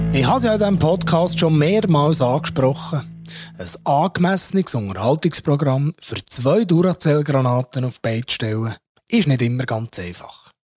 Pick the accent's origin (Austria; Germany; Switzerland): Switzerland; bei uns in der Schweiz